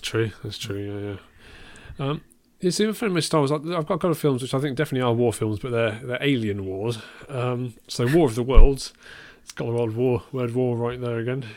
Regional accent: Worcestershire, West Midlands, United Kingdom; near where I grew up

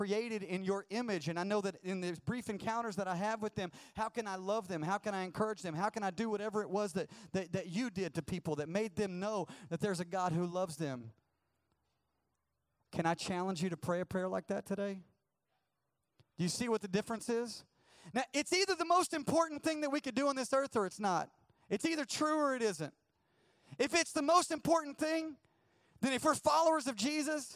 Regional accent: the South, United States; I'm from the South and everybody's a Christian

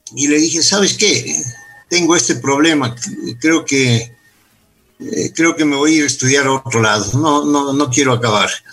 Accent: Quito, Pichincha, Ecuador; Yo soy nacido en Quito. Mis padres eh, fueron eh, emigrantes europeos por razón de la Segunda Guerra Mundial y, y, se conocieron acá. Entonces, yo nací en el año 48 del siglo pasado aquí en Quito.

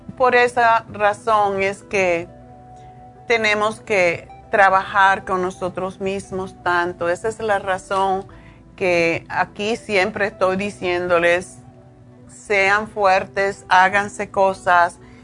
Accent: Cuba; moved away as an adult; also born or lived in Spain; now in United States; cuando me fui de Cuba, me fui como dicen con una mano adelante y otra atrás

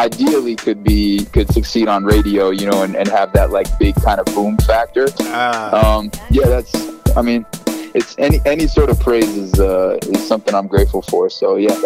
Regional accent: Brookline, Massachusetts, United States; also born or lived in Boston; I was born in Boston, Brigham and Women's, and raised there.

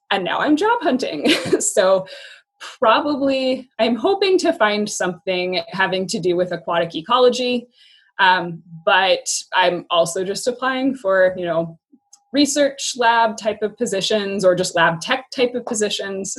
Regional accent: Yakima, Washington, United States; moved away as an adult; also born or lived in Spokane / Portland / Baltimore; now in Tri-Cities, Washington, United States; I grew up in Yakima

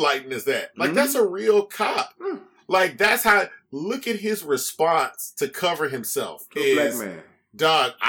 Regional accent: Houston, Texas, United States; I grew up in Houston

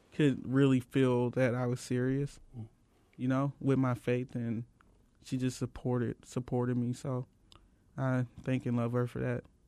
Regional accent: St. Louis, Missouri, United States; now in Phoenix, United States; I come from Saint Louis, Missouri.

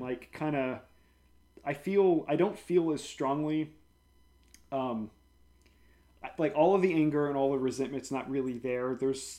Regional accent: New Orleans, Louisiana, United States; growing up in New Orleans

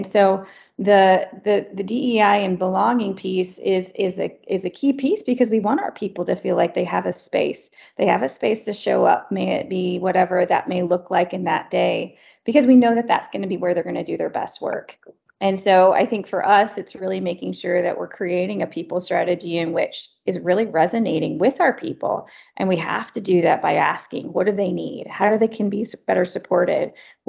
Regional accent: the South, United States; moved away; also born or lived in Germany; I'm originally from the South.

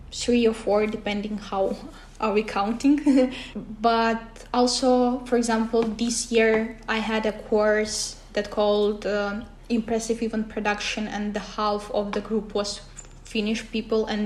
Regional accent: Kyrgyzstan; first language Russian; English is a second language; now in Kouvola, Finland; originally, I'm from Kyrgyzstan, but I'm not Kyrgyz. It's really funny thing. And my uh, mother tongue is Russian, so I don't speak Kyrgyz as well.

